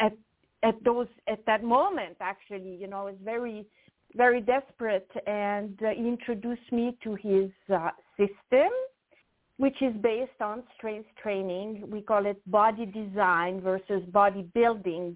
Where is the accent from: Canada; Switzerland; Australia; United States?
Switzerland; French part of Switzerland, Romandy; English is a second language; moved away; So I'm from actually the French part of Switzerland, and I grew up on a farm